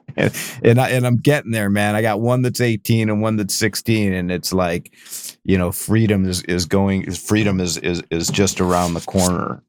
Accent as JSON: {"language": "English", "town": "Cleveland", "region": "Ohio", "country": "United States", "tie": "born or raised there", "also_born_or_lived": "Northern California", "moved": "yes", "lives_now": "San Francisco area, United States", "said": "I grew up in Cleveland, so I, I know snow"}